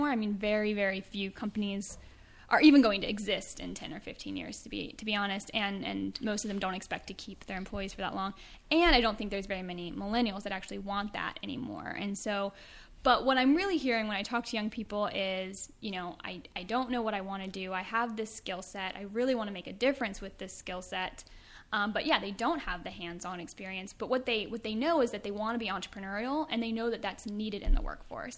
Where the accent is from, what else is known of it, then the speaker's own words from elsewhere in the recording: East Coast, United States; moved away as an adult; also born or lived in Pittsburgh, Pennsylvania; now in California, United States; I was from the East Coast